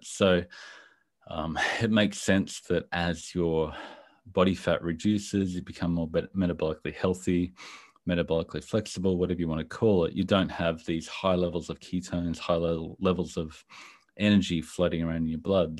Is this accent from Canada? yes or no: no; Brisbane, Queensland, Australia; I'm from Brisbane, Australia, other side of the world from you